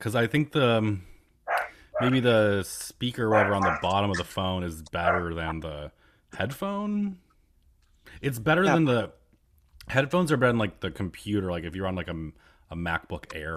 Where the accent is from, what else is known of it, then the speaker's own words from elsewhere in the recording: Elmira, New York, United States; moved away; my hometown Elmira